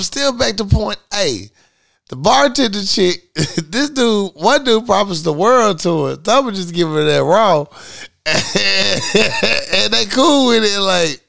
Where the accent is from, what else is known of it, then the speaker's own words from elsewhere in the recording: Philadelphia, Pennsylvania, United States; I'm Philly. I'm from Philly. Yo, I'm from West Philly.